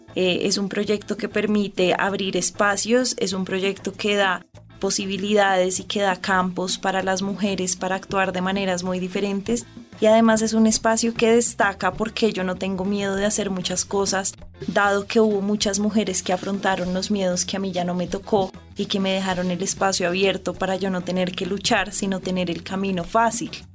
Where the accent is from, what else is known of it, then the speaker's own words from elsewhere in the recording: Bogotá, Colombia; yo crecí todo el tiempo en Bogotá